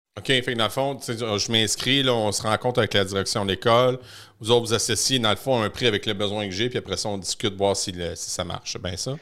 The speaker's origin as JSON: {"language": "French", "area": "Victoriaville", "region": "Quebec", "country": "Canada", "said": "chez nous à Victo"}